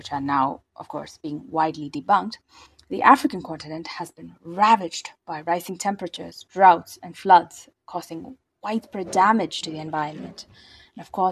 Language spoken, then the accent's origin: English; India; I'm from India.